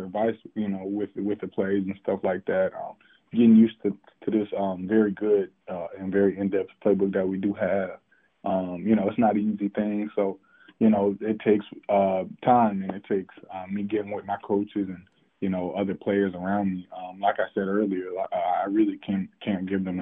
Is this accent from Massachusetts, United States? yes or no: no; Fayetteville, North Carolina, United States; I'm from Fayetteville